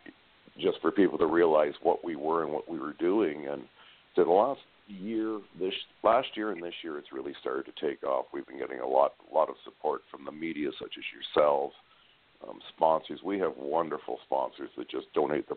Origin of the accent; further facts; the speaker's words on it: Canada; I live in Canada. I'm a Canadian member of the group